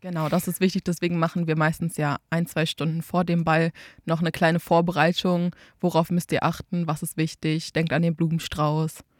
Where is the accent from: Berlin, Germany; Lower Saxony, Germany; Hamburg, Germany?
Lower Saxony, Germany; Einbeck; ich komme aus Einbeck und war in Einbeck in der Tanzschule